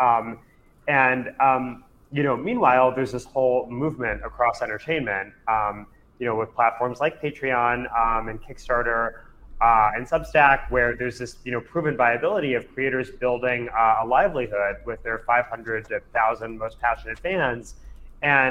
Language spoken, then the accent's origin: English; New Jersey, United States; I grew up a nerd in New Jersey, reading comics